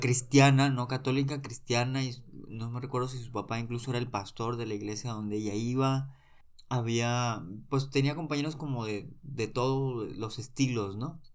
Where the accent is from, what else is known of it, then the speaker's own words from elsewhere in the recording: Monterrey, Nuevo León, Mexico; soy originario de Monterrey